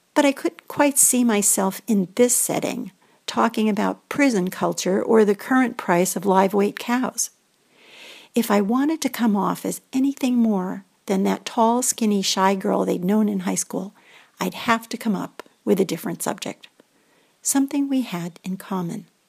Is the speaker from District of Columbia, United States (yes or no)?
no; Greenwich, Connecticut, United States; I come from Greenwich, Connecticut, also known as the home of hedge funds, a very wealthy town.